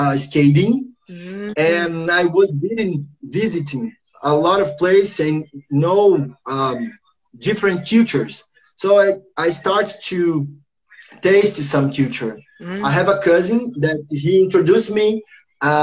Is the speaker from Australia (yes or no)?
no; Rio de Janeiro, Brazil; English is a second language; I was born here in Rio, in the first favela, Morro da Providência